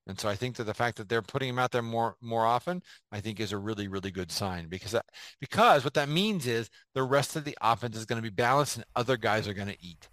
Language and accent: English; San Diego, California, United States; I grew up in San Diego